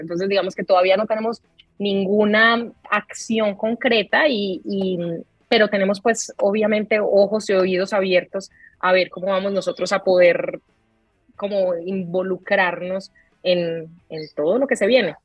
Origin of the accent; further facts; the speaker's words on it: Colombia; soy colombiana y mi acento